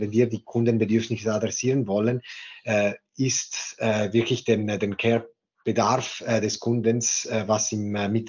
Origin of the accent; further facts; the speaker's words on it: Ticino, Switzerland; born there; German is a second language; moved away as an adult; nicht gebürtige Deutschschweizer, äh, sondern in Tessin geboren und danach für das Studium in die Deutschschweiz gekommen